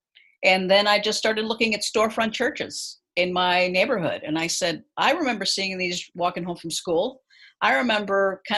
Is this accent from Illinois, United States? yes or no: no; Los Angeles, California, United States; also born or lived in Chicago; I'm originally from Los Angeles